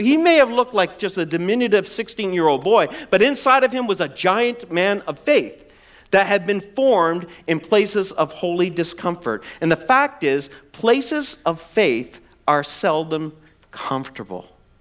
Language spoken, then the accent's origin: English; East Coast of Canada, Atlantic Canada, Canada; moved away; I'm from the East Coast of Canada. I grew up in the ocean there